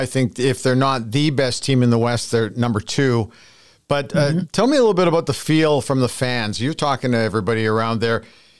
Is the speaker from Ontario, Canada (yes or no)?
no; Edmonton, Alberta, Canada; also born or lived in Calgary; And somebody who was born and bred in Edmonton and followed the Edmonton sports teams